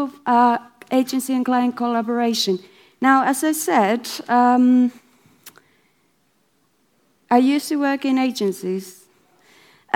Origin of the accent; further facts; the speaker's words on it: Finland; I'm from Finland